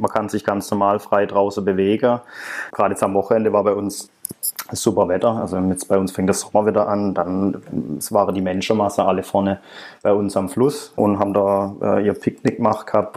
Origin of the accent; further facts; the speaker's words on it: Germany; now in Shenyang, China; mindestens zweimal pro Jahr fliege ich nach Hause